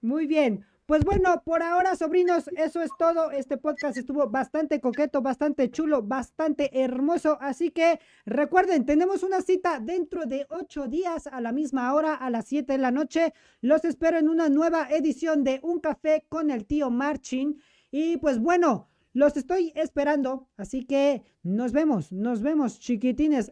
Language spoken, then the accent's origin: Spanish; Mexico; soy mexicano.